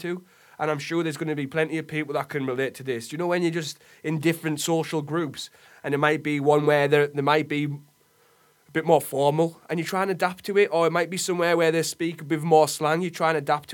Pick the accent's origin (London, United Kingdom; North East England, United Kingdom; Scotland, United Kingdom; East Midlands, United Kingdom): North East England, United Kingdom; Middlesbrough; growing up in Middlesbrough